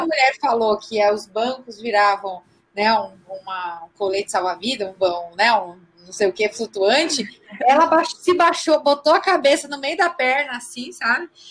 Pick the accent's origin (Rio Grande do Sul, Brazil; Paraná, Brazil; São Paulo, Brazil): Rio Grande do Sul, Brazil; accent: gaúcho; eu sou gaúcha